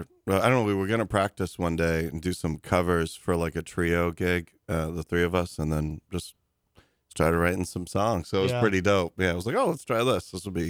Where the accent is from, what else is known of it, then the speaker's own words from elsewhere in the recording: Malden, Massachusetts, United States; moved away; I'm from Malden, Massachusetts originally.